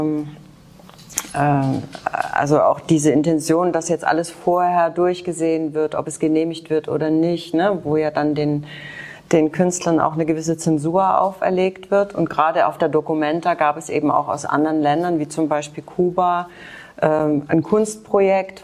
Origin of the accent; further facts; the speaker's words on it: Germany; also born or lived in Leipzig; ich bin in der DDR groß geworden